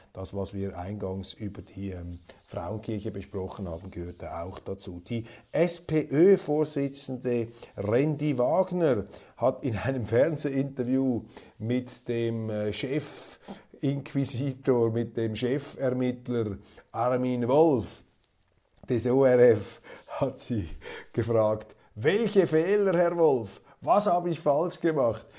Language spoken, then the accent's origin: German; Switzerland; als Schweizer